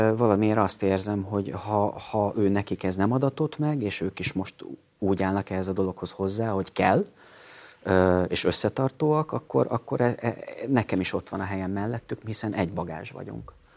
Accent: Hungary

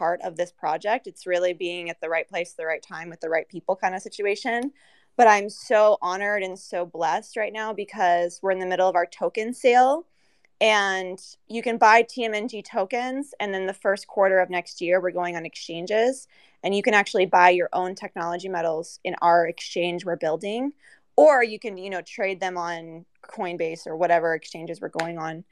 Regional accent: United States; I'm from America

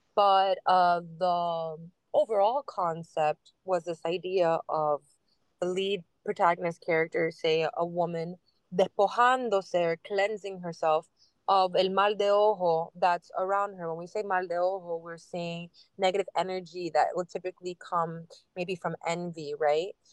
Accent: Miami, Florida, United States; I'm born and raised in Miami, Miami girl, Westchester girl

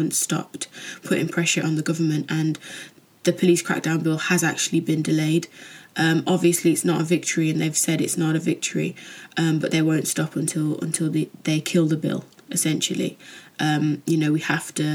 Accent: United Kingdom; growing up as a Jamaican in Britain

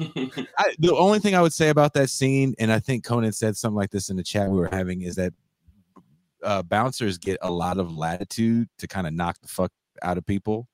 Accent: Richmond, California, United States; also born or lived in Oakland, California; I was born in Oakland, but I grew up in a city called Richmond, California.

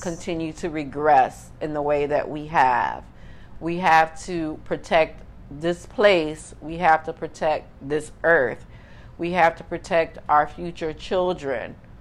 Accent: Miami, Florida, United States; growing up in Miami

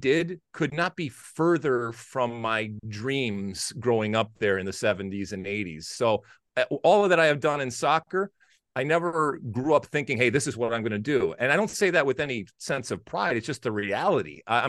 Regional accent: Detroit, Michigan, United States; which was about 15 minutes outside of where I grew up in Detroit.

